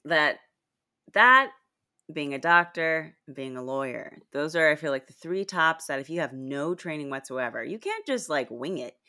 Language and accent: English; Texas, United States; as a Texan